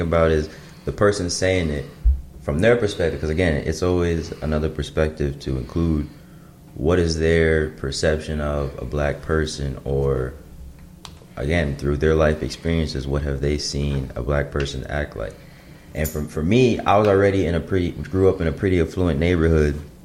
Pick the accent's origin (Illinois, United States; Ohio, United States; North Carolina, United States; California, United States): Illinois, United States; suburb of Chicago; I'm from the Midwest, grew up in suburb of Chicago